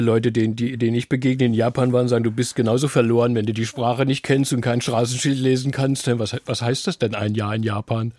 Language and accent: German; Heidelberg area, Baden-Württemberg, Germany; bisschen südlicher bin ich aufgewachsen in der Gegend von Heidelberg